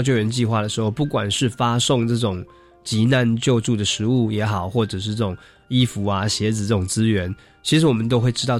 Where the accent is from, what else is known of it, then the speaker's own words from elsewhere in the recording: Taiwan; 可能是因为我们是从小喝地沟油长大啊，那吃那个塑化剂都没有问题了